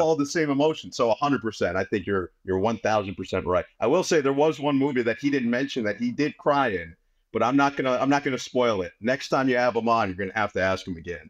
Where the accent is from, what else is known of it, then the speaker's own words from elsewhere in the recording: New York area, United States; growing up in the New York area